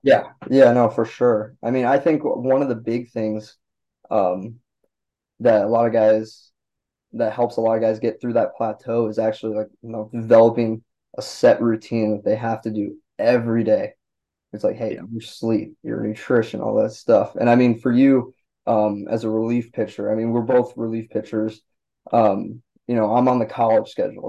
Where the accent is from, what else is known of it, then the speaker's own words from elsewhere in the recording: Milwaukee, Wisconsin, United States; I grew up in around Milwaukee.